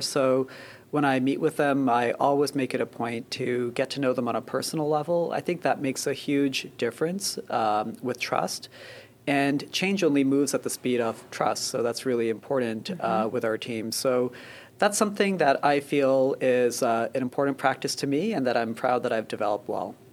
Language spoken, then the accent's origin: English; Canada; moved away as an adult; also born or lived in Boston / Philadelphia; now in New Jersey, United States; I grew up in Canada and uh, went to med school in Canada